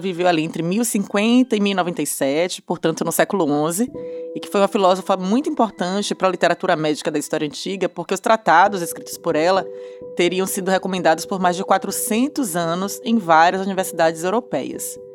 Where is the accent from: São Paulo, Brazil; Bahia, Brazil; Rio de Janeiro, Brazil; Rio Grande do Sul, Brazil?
Bahia, Brazil; accent: Bahian; Não sei se vocês já conheceram aí pelo sotaque, que eu sou baiana.